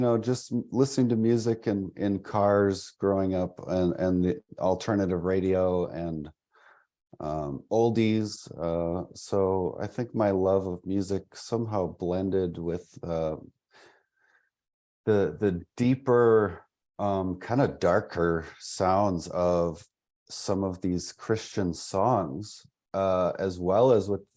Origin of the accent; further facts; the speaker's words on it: half hour north of Milwaukee, southeastern Wisconsin, United States; also born or lived in Franklin, Wisconsin; I'm kind of from southeastern Wisconsin, half hour north of Milwaukee. I grew up there